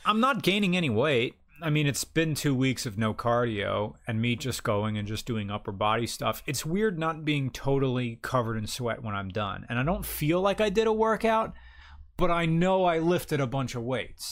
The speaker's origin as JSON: {"language": "English", "country": "United States", "said": "we're American."}